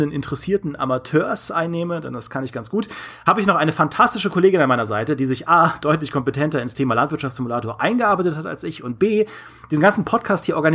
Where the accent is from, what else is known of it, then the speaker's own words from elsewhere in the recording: Rhineland-Palatinate, Germany; Wenn ich immer wieder darauf rumreite, dass ich aus Trier stamme, dann ist das nur halb korrekt, denn eigentlich stamme ich aus einem kleinen Dorf bei Trier.